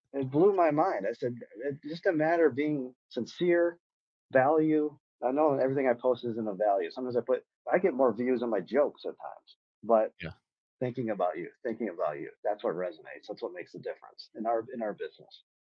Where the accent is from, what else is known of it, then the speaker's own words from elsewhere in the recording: Michigan, United States; growing up in Michigan, I thought it'd be an exciting thing to go work automotive